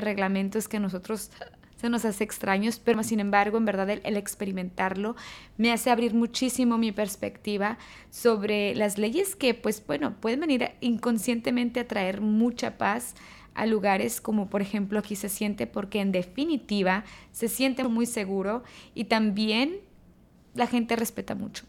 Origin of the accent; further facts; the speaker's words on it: Mexico; moved away as an adult; now in Dubai, United Arab Emirates; Yo como expatriada y también como mexicana